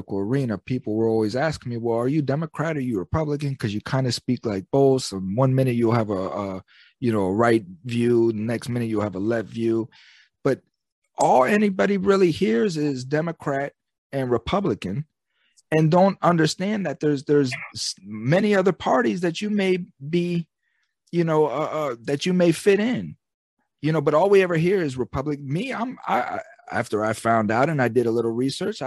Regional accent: United States; I'm the American citizen

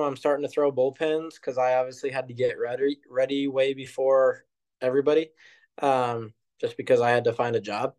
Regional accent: Overland Park, Kansas, United States; I'm from Kansas City

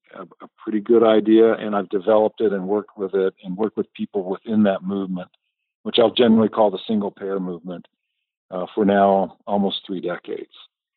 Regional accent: Phoenix, Arizona, United States; moved away; also born or lived in Utah; I grew up in Phoenix, Arizona, and eventually went to school, university in Utah, where I stayed for my medical training and my residency in family practice

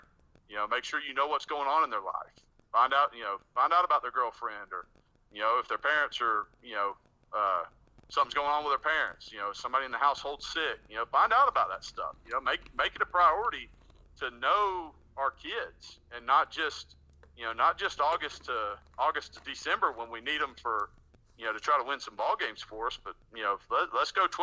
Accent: Bonifay, Florida, United States; also born or lived in Niceville, Florida; come back to my hometown in Bonifay, Florida

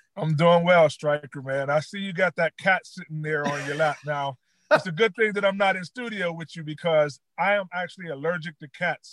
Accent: West Mifflin, Pennsylvania, United States; I grew up uh, in West Mifflin

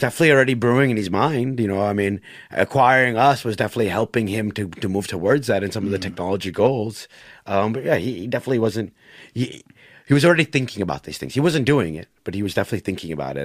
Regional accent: United States; My dad chose to move to America. Brought my mom with them. They had me and my siblings.

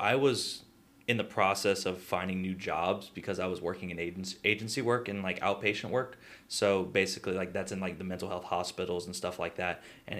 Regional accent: Youngsville, Louisiana, United States; I was born and raised in Youngsville

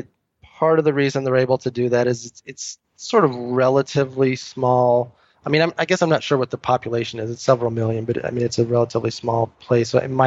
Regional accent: United States; also born or lived in Taiwan; as an American

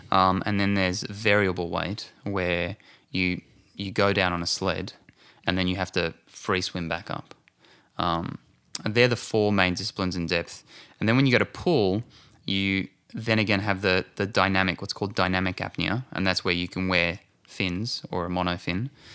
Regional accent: Australia; moved away as an adult; now in Santa Monica, United States; being an Aussie, I like to be right close to the beach

